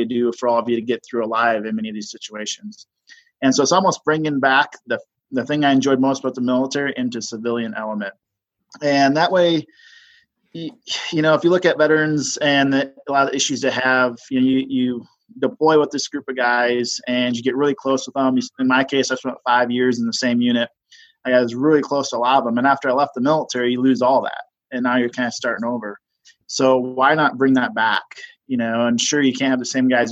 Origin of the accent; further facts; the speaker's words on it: Minnesota, United States; also born or lived in Nashville, Tennessee; now in Salt Lake City, United States; I grew up in Minnesota. It was flat